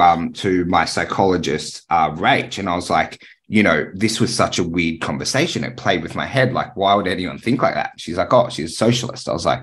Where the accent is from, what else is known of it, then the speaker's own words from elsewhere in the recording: Tamworth, New South Wales, Australia; I know I used to play rugby league in Taree. I grew up in Tamworth.